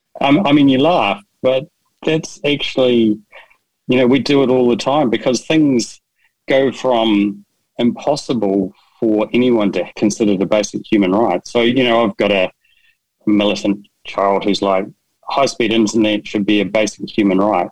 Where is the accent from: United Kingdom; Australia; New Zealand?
New Zealand; I'm from New Zealand